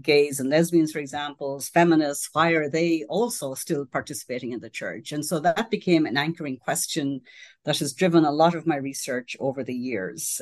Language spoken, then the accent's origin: English; Ireland; now in United States; I grew up in Ireland, which in those days, uh, it was a very Catholic society.